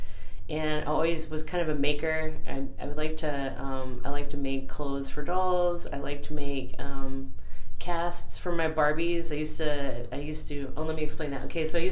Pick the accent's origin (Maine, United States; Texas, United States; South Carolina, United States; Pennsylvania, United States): Texas, United States; Cisco; also born or lived in Denton, Texas; now in Youngstown, United States; I was raised in Texas, and I was born in a town called Denton